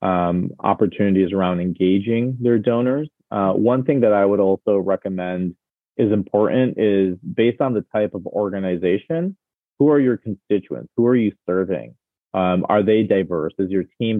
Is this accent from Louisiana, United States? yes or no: no; Detroit, Michigan, United States; born and raised in Michigan